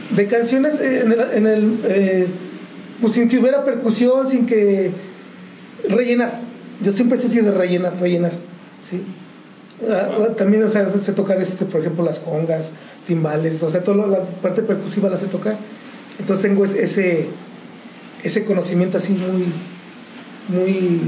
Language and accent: Spanish; San Juan del Río, Querétaro, Mexico; de aquí de San Juan, originario totalmente de San Juan del Río.